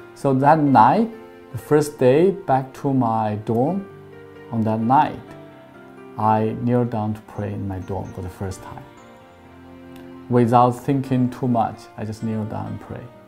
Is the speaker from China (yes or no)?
yes; China; moved away as an adult; now in Manhattan Beach, United States; I grew up in China